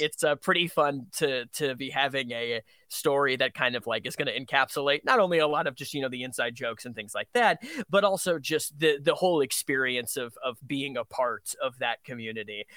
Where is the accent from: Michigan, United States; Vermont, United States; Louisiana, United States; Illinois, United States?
Vermont, United States; I grew up in Vermont